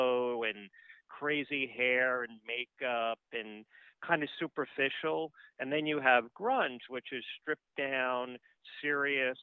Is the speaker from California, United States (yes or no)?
no; New York City, New York, United States; I grew up in New York, in Queens, New York.